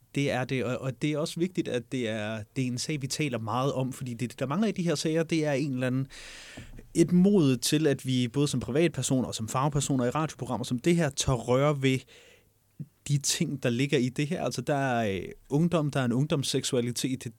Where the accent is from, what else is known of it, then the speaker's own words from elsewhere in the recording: Jutland, Denmark; moved away; jeg er, som dialekt nok har afsløret det, hjemme fra Jylland